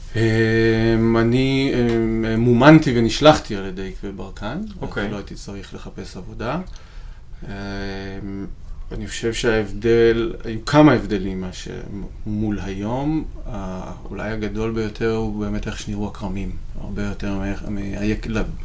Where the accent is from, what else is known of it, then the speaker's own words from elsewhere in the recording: Rishon LeZion, Central District, Israel; נולדתי וגדלתי בראשון לציון